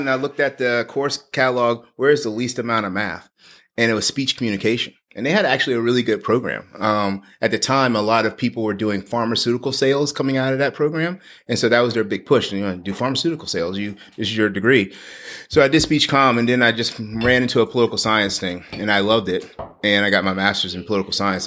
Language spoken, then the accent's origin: English; New Orleans, Louisiana, United States; moved away as an adult; also born or lived in Mississippi / Washington DC; now in Texas, United States; I grew up in New Orleans, actually on, uh, West Bank in New Orleans. So I spent my, born and raised there.